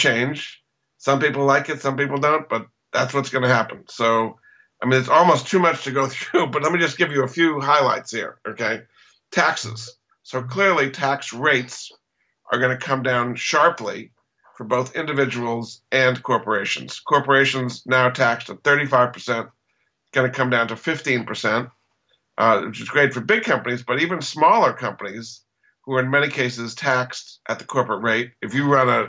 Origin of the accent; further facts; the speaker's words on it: New England, United States; I grew up in New England